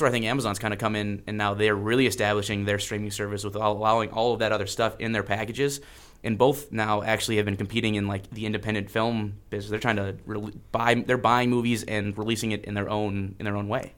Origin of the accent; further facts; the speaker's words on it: Iron River, Michigan, United States; I am from Iron River, Michigan and the U P